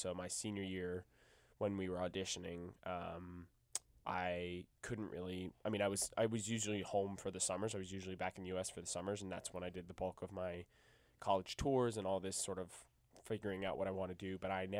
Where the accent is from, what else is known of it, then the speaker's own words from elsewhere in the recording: Alexandria, Virginia, United States; And I'm from Alexandria, Virginia, and I'm also a junior musical theater major here.